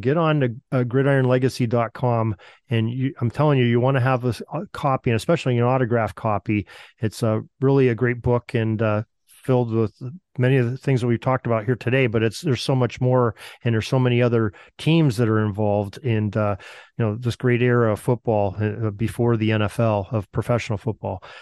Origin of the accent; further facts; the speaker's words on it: Western Pennsylvania, United States; growing up in Western Pennsylvania myself